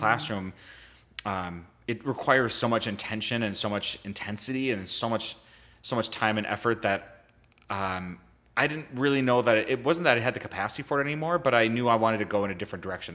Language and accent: English; Bloomington, Minnesota, United States; I grew up in Bloomington, Minnesota